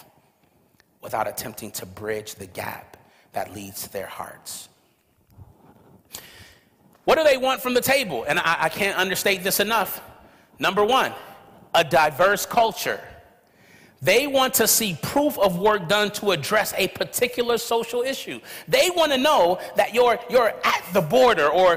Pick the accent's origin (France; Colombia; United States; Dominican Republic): United States; Los Angeles, California; growing up in South Central Los Angeles, California, where all around me, you could have basically seen my neighborhood as a cemetery